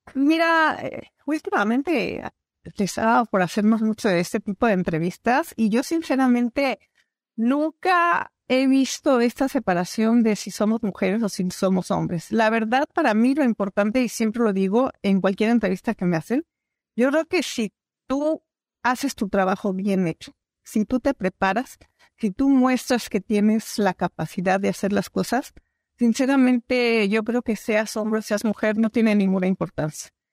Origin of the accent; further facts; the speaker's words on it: Mexico; also born or lived in Sonora; soy mexicana